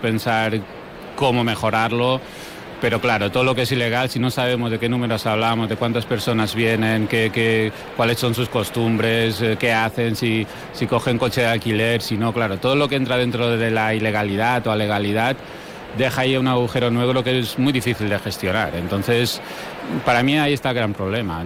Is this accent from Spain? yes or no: yes; Mallorca, Balearic Islands, Spain; nosotros vivimos en Mallorca